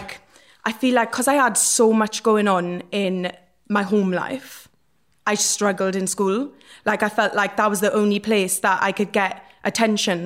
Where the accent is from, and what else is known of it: Port Talbot, Wales, United Kingdom; born or raised there